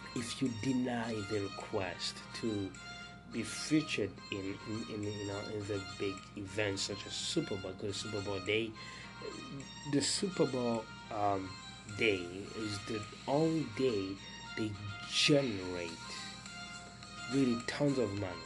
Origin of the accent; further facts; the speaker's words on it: Burundi; moved away; since I was a, a young teenager back in Burundi, my home country